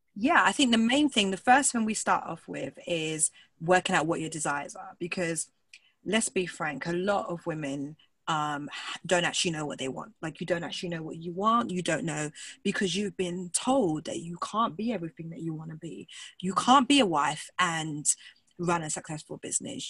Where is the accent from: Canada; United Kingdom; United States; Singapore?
United Kingdom; England; accent: British; I'm from England